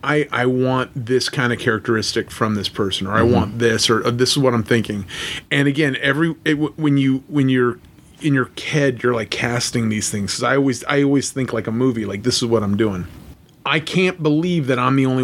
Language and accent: English; Los Angeles, California, United States; me being from Los Angeles, I grew up in North Hollywood, California